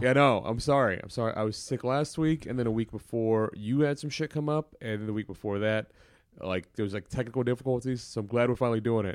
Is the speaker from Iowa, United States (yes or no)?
no; Maryland, United States; also born or lived in Middle East; I grew up in Maryland, but I lived in the Middle East a bunch